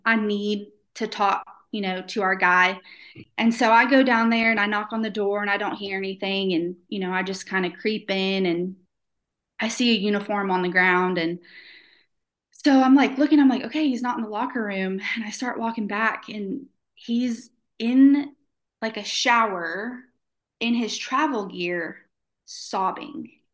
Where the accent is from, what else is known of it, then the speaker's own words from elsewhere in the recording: Florida, United States; now in Shreveport, United States; I'm from Florida